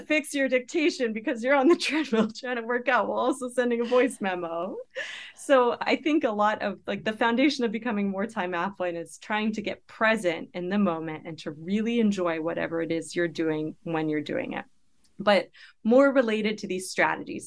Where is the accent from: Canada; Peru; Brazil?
Canada; moved away as an adult; now in United States; I had just graduated from, with my P H D from the University of British Columbia in Canada where I grew up.